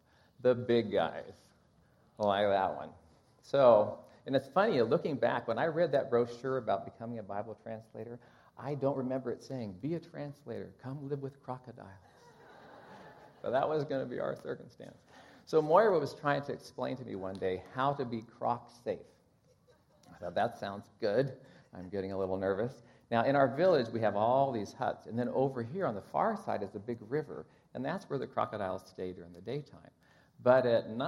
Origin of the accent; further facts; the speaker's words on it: Kansas, United States; I'm from Kansas